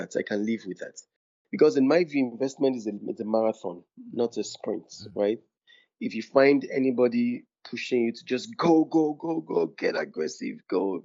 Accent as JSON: {"language": "English", "town": "Ogbomosho", "region": "Oyo", "country": "Nigeria", "moved": "yes", "said": "I'm from Ogbomosho in Oyo State"}